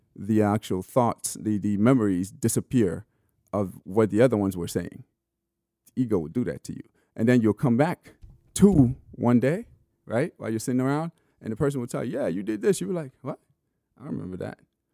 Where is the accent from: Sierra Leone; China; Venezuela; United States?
Sierra Leone; born there; I was born in Sierra Leone, but I mean, it was just at better hospital.